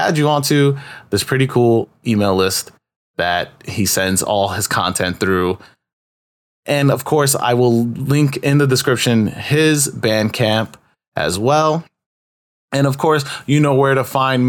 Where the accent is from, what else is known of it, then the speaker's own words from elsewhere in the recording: New York City, New York, United States; also born or lived in Upper East Side, Manhattan / Elmhurst, Queens; I grew up in Corona